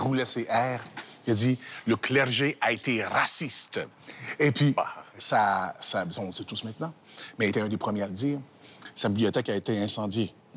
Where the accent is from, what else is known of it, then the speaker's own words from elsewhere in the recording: Canada; chez nous, chez nous au Canada